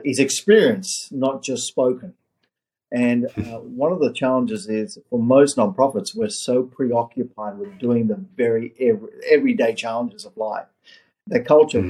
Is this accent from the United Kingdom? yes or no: no; Australia; moved away as an adult; also born or lived in South Africa / Orange County, California; now in United States; I was born in South Africa, in apartheid South Africa, migrated my family to Australia when I was 8 years of age, lived in Australia